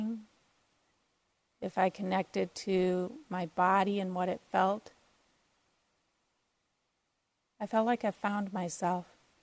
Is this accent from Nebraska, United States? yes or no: no; Minneapolis, Minnesota, United States; I grew up in Minneapolis, so north of Minneapolis